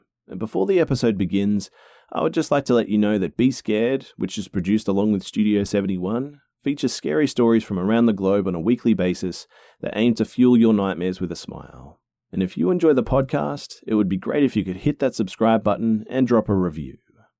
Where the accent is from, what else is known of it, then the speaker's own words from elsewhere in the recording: Sydney, New South Wales, Australia; also born or lived in Beijing, China; I'm a Chinese woman, but I grew up in Sydney, Australia. However, I was born in Beijing, but on the outskirts of it in a large town called Yungang Residential District, where my mum's family is from.